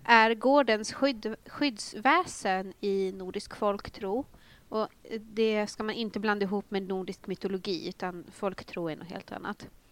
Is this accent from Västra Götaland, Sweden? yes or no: no; Northern Uppland, Uppsala County, Sweden; jag kommer ju från eh, Norduppland